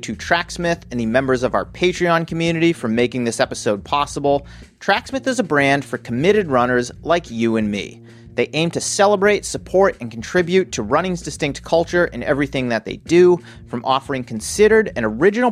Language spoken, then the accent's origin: English; Worcester, Massachusetts, United States; now in California, United States; I grew up in Worcester, Massachusetts. Now I live in California.